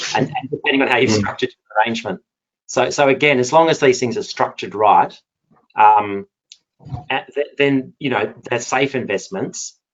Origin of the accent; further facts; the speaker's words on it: Perth, Western Australia, Australia; accent: Perth; moved away as an adult; also born or lived in Singapore / South Korea / Japan; now in London, United Kingdom; my accent is a Perth accent, um, very much an oil and gas town